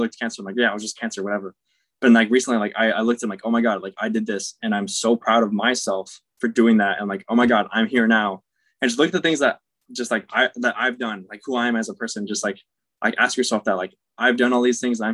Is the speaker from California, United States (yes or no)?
yes; Roseville, California, United States; also born or lived in Daly City, California; I grew up in Roswell, California, here on the West Coast